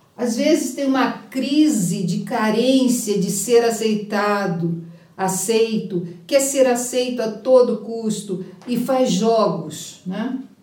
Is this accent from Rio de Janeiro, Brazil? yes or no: yes; Rio de Janeiro, Brazil; eu sou carioca